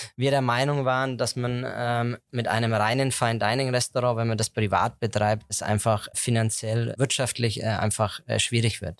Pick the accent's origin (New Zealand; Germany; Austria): Germany; Heroldsberg, Bavaria; ich komme gebürtig aus Heroldsberg, also mein Elternhaus ist in Heroldsberg